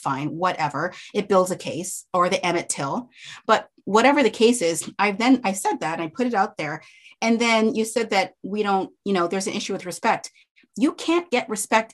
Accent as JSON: {"language": "English", "country": "Canada", "moved": "yes", "said": "I'm Canadian"}